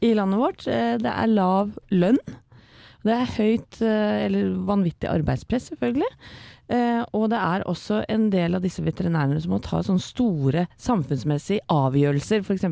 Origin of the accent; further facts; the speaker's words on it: Eastern Norway, Norway; accent: Eastern Norwegian dialect; vi har jo ingen dialekt, eller vi har østlandsdialekt her i Morgenklubben